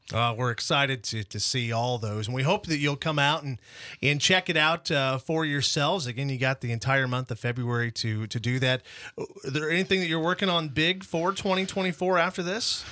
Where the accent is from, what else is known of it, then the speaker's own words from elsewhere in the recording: Imperial, Nebraska, United States; I was born in Imperial, have relatives still in Imperial